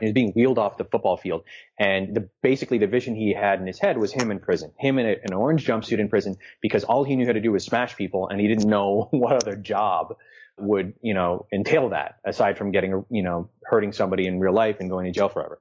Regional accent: New York City, New York, United States; I'm a New Yorker

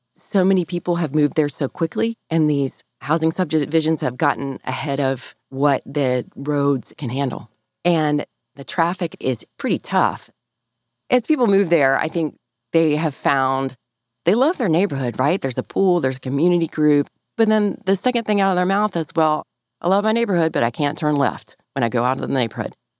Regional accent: North Carolina, United States; I'm from North Carolina

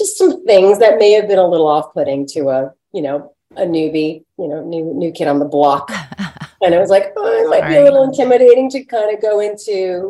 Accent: New York, United States; I'm from New York and I've been around and I can handle it.

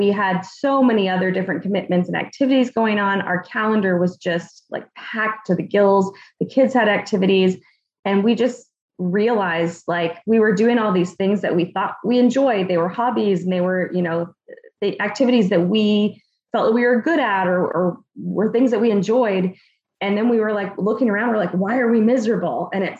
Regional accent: Maine, United States; moved away as an adult; also born or lived in New Hampshire / Arizona; So I grew up in Maine

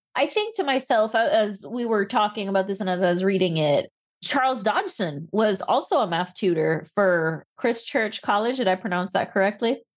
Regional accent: Belize; now in United States; I grew up in Belize

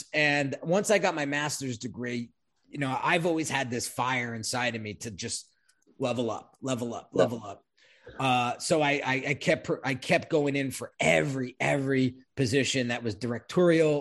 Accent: Long Branch, New Jersey, United States; also born or lived in Red Bank, New Jersey / Middletown, New Jersey; now in Sparta, United States; most of my childhood, I was raised in Long Branch, New Jersey

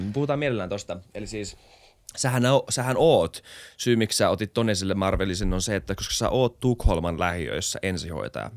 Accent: Finland; mä oon suomenruotsalainen

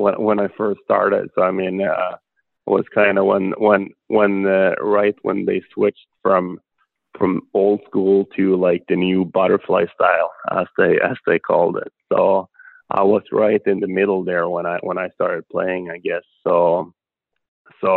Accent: Sweden; moved away as an adult; It started off in my hometown, Juzio

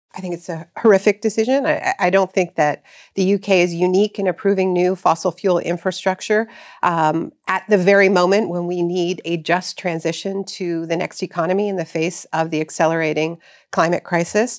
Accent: Canada; I'm here from Canada on book tour, and my country is still partially on fire

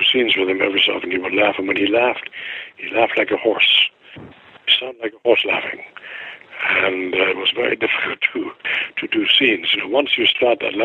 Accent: Germany; moved away; I have a German passport

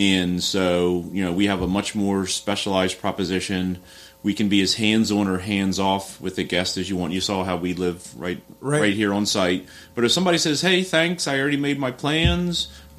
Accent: Baltimore, Maryland, United States; moved away as an adult; also born or lived in Towson, Maryland; now in Annapolis, United States; I'm from Baltimore. I'm not from Philly.

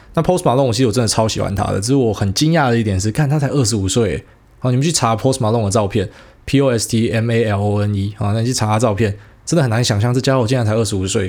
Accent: Taiwan; 我们台湾人

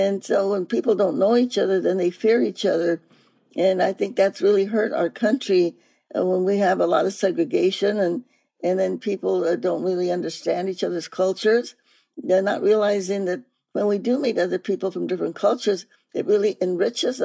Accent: Stockton, California, United States; also born or lived in New Mexico; I grew up in Stockton, California. I was born in New Mexico

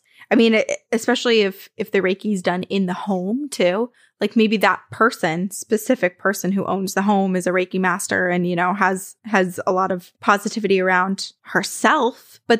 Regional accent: New Kent, Virginia, United States; I grew up in New Kent, Virginia, a very small town near Williamsburg, with more cows and cornfields than people.

